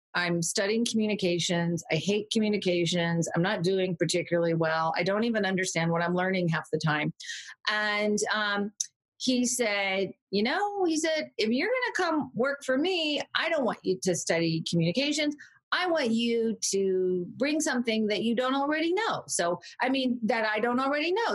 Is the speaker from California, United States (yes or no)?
yes; California, United States; also born or lived in Orange County, California / San Francisco; I grew up in Orange County, California, for part of my childhood and also San Francisco, but California girl, born and bred, though I moved around a lot